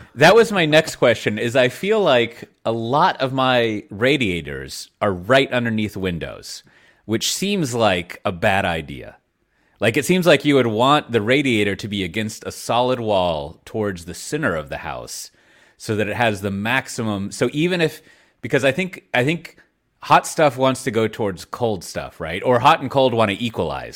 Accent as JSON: {"language": "English", "town": "Austin", "region": "Texas", "country": "United States", "moved": "yes", "said": "I come from Austin, Texas, uh, a land of warmth"}